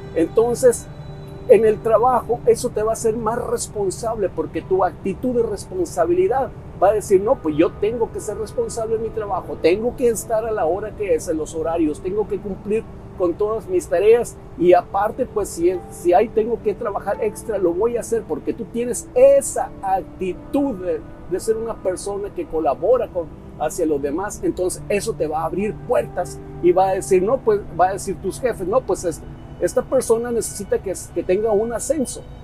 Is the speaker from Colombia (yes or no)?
no; Mexico; soy mexicano, hay un dicho muy mexicano